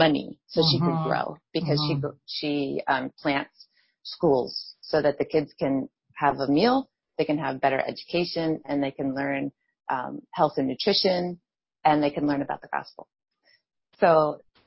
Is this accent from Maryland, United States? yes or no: no; Allentown, Pennsylvania, United States; my hometown in Allentown, Pennsylvania